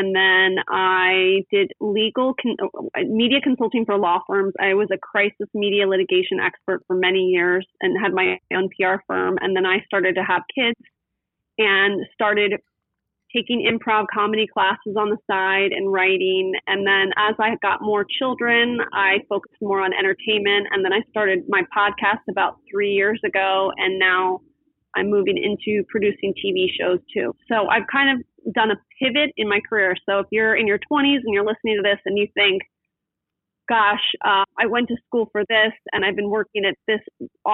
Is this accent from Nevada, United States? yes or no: no; West Chester, Pennsylvania, United States; now in Newport Beach, United States; I grew up in Westchester, Pennsylvania, which is a suburb of Philadelphia